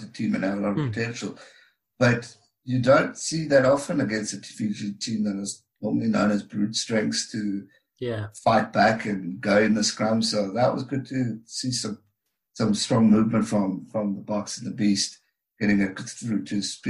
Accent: South Africa; As a South African

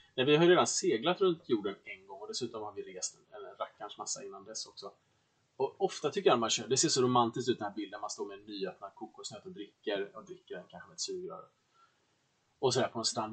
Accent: Sweden; vi svenskar

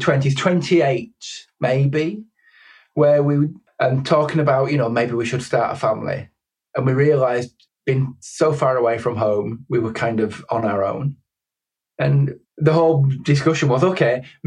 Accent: Keighley, Yorkshire and the Humber, United Kingdom; moved away as an adult; I grew up in Keighley, West Yorkshire, where there weren't a huge amount of options.

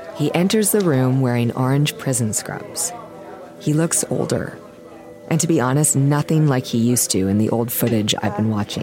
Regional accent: Minnesota, United States; I'm from Minnesota

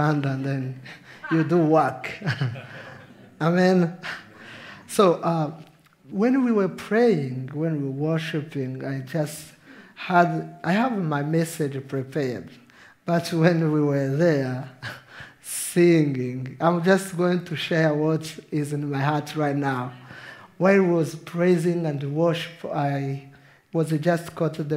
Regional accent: Rwanda; English is a second language; I'm from Rwanda. So my English sometimes is a third language for me. But you understand my accent

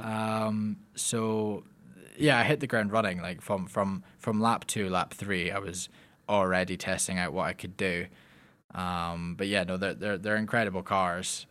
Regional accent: Lockerbie, Scotland, United Kingdom; I am from Lockerbie, Scotland

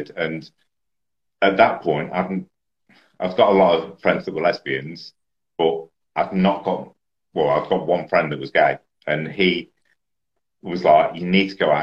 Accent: Leicester, East Midlands, United Kingdom; I was from Leicester.

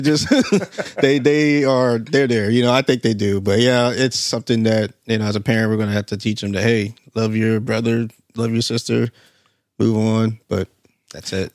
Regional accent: Alaska, United States; moved away; I'm from Alaska

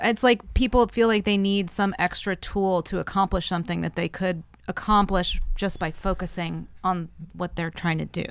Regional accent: the South, United States; growing up in the South where I did

